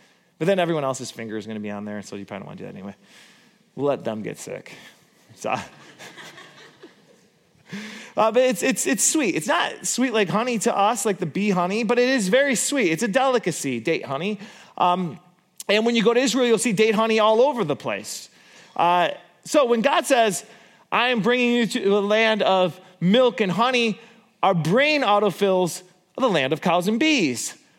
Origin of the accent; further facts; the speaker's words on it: Borculo, Gelderland, Netherlands; because I grew up in Borculo. And there's lots of bees and there's lots of cows.